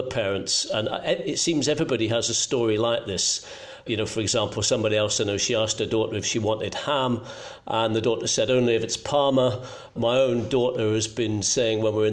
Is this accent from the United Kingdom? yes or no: yes; Scotland, United Kingdom; moved away as an adult; now in London, United Kingdom; I was born in Scotland